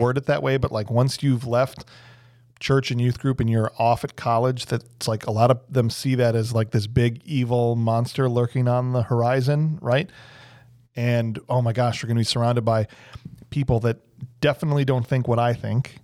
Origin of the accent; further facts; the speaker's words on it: Illinois, United States; moved away; I'm from Illinois